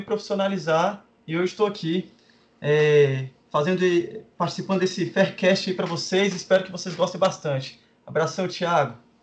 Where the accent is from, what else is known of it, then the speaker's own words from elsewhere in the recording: Brasília, Federal District, Brazil; eu sou de Brasília